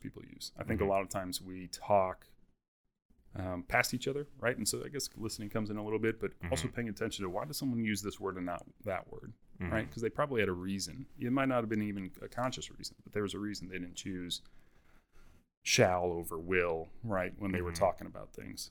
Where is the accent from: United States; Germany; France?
United States; Wisconsin; I'm from Wisconsin